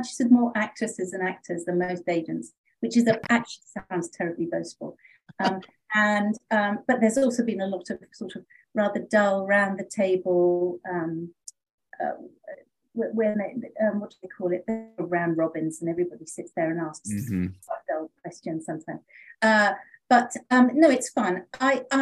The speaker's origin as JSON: {"language": "English", "country": "United Kingdom", "moved": "as an adult", "lives_now": "Los Angeles, United States", "said": "I am British, as you can hear, with a funny accent"}